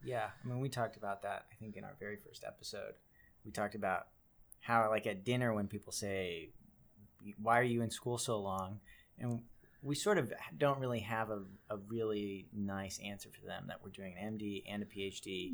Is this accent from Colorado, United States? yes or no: yes; Colorado, United States; grew up in Colorado